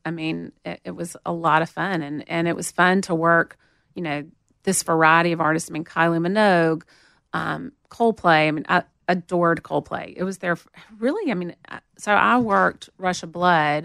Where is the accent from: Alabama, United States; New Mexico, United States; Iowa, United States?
Alabama, United States; Montgomery; accent: southern; moved away as an adult; also born or lived in Atlanta, Georgia; now in Nashville, United States; I grew up in Montgomery